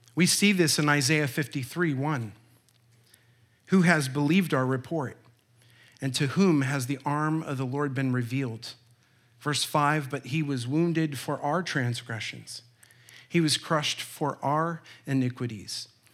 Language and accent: English; Olympia, Washington, United States; I was born in Olympia, Washington